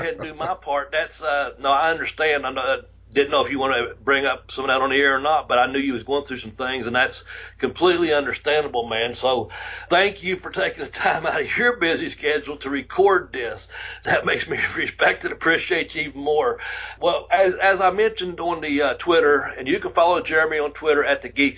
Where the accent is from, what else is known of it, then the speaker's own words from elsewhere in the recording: Ashland, Kentucky, United States; we're coming to you from the Ashley, Kentucky National Guard Armory. And that's, of course, in my hometown.